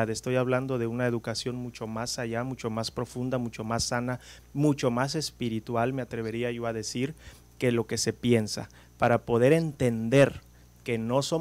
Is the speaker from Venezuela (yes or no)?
no; Mexico; Muchas de ellas de México, endémicas de México, lo cual nosotros como mexicanos deberíamos de ponernos